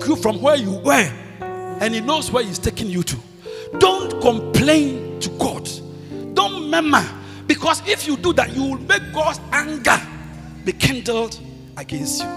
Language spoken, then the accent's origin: English; Kumawu, Ashanti, Ghana; My hometown is called Kumau